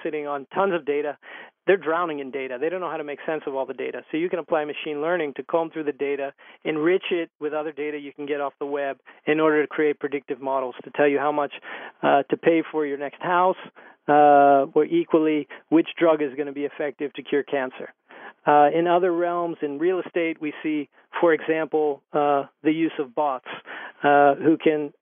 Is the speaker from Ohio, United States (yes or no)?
yes; Youngstown, Ohio, United States; I'm born and raised in Ohio, in Youngstown, Ohio, in the Rust Belt